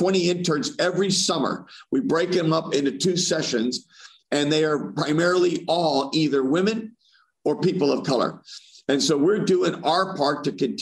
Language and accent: English; Corpus Christi, Texas, United States; when I was growing up in Corpus Christi